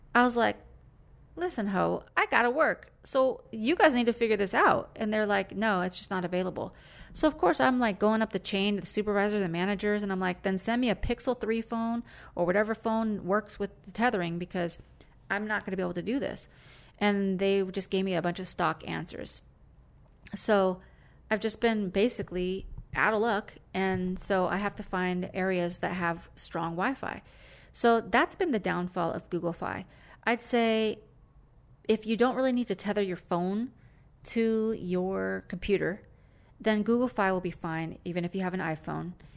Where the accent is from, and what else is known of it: California, United States